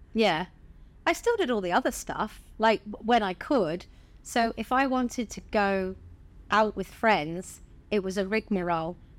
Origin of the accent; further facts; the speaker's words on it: Bournemouth, South West England, United Kingdom; I'm originally from Bournemouth. Um, I was born there.